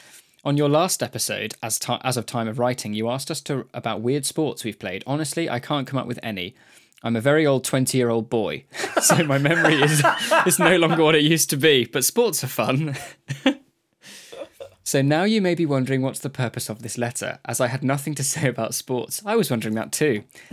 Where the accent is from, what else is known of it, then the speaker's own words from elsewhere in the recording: Basque Country, Spain; I mentioned earlier I'm from the Basque country, so I know Basque.